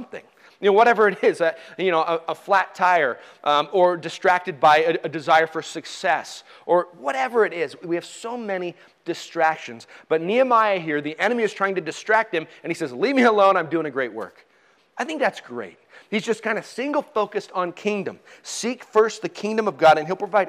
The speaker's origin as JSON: {"language": "English", "country": "United States", "said": "us as American Christians"}